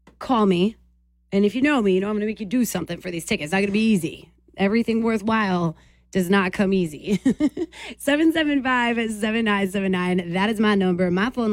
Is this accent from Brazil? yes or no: no; Boston, Massachusetts, United States; now in Portland, United States; I'm a girl from Boston. Big city life